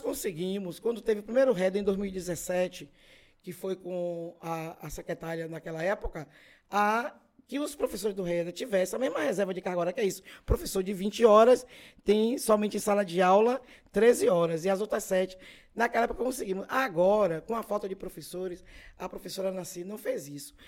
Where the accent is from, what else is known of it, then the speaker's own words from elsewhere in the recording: Feira de Santana, Bahia, Brazil; also born or lived in Tabuna; Eu me criei ali na Calilândia. Não nasci em feira, nasci em Tabuna, vim morar aqui em 55. Nasci em julho. Em setembro, meu pai veio morar aqui